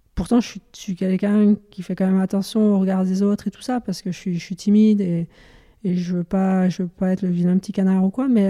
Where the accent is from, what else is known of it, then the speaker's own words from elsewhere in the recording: near Dijon, Burgundy, Bourgogne-Franche-Comté, France; je suis originaire de Dijon, dans un petit village malin à côté de Dijon en Bourgogne.